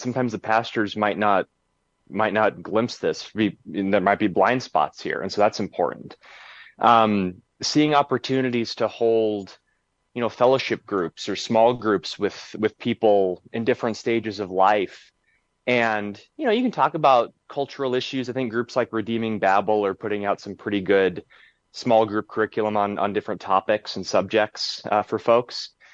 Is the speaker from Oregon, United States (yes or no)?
yes; Willamette Valley, Oregon, United States; areas where I grew up in the Willamette Valley in, in Oregon